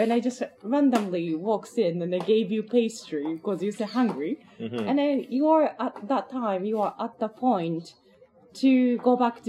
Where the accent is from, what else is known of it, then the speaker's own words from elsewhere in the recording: Japan; now in Amsterdam, Netherlands; from Japan, living in Amsterdam